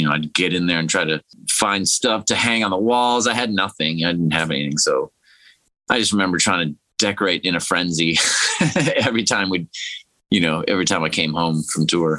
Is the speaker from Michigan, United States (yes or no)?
yes; Detroit, Michigan, United States; kind of growing up in Detroit instead of New York or Los Angeles.